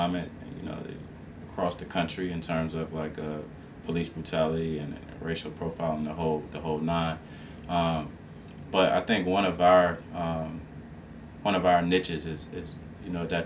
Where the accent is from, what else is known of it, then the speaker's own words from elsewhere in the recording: Esmont, Virginia, United States; I was born and raised in the Esmont area, which is like 15 miles outside of Charlottesville. And so I'm basically born and raised in Albemarle County